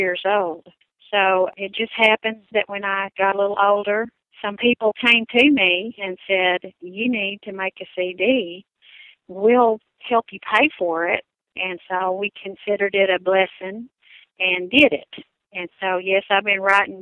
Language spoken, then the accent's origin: English; Paragould, Arkansas, United States; moved away as an adult; I was born about 3 hours from here in northeast Arkansas, in a little town called Paragould, Arkansas